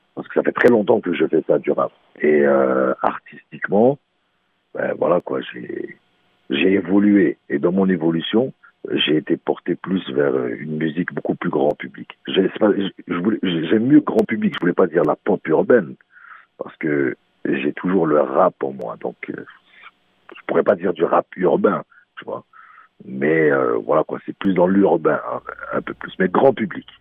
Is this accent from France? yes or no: no; Montreal, Quebec, Canada; also born or lived in Morocco; je suis un vrai Montréalais.